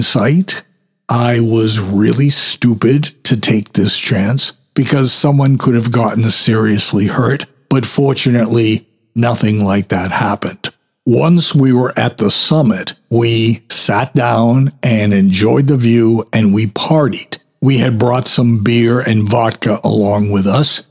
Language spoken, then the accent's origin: English; Saugus, Massachusetts, United States; the highest point in my hometown. That was called Castle Rock.